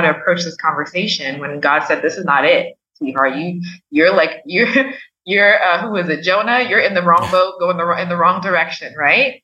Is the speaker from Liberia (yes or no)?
yes; Liberia; moved away; growing up in Africa, in Liberia, obviously we had doctors, but not as immediate access